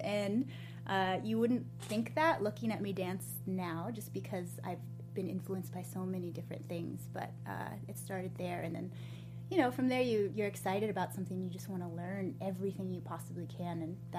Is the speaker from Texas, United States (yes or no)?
no; Boulder, Colorado, United States; moved away as an adult; also born or lived in Oakland, California; I was always part of the studio growing up in Boulder, and I just wanted to continue to have dance in my life. So when I moved out to Oakland